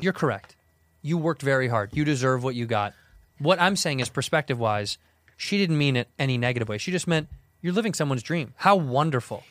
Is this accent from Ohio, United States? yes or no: no; Chicago, Illinois, United States; now in Los Angeles, United States